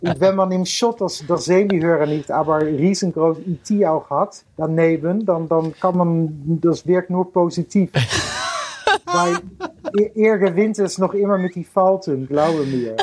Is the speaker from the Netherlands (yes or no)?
yes; Netherlands; German is a second language; bin ich aus Holland